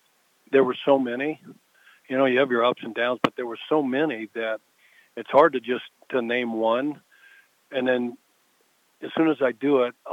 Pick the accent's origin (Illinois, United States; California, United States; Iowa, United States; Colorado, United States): Colorado, United States; moved away; I grew up in Colorado, so I was back in Denver